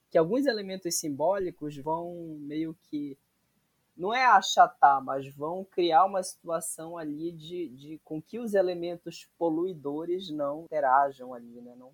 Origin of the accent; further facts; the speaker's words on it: Salinas, Brazil; eu sou de Salinas